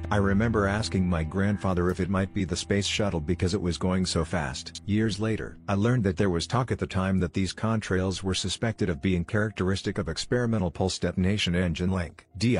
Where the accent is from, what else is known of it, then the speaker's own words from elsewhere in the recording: North Carolina, United States; It would have been when I was 9 during the summer of 1980 on the farm where I grew up in North Carolina.